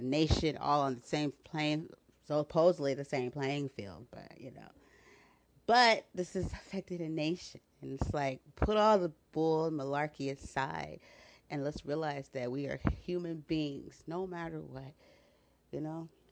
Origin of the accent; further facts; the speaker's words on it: United States; as an American citizen